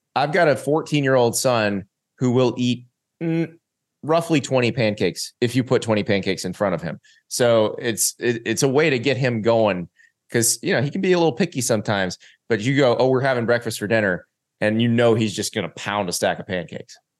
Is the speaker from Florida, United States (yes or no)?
yes; Florida, United States; I grew up in the South